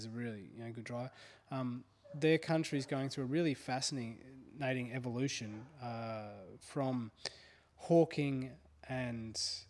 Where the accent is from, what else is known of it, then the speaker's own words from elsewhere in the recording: Australia; moved away; growing up in Australia, it was always drummed into me how bad racism was.